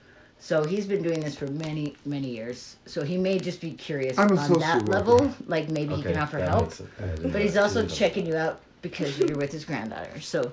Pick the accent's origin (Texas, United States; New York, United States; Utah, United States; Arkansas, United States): Utah, United States; moved away; I was raised Mormon. I don't know if you guys know Mormon, but I came from Utah.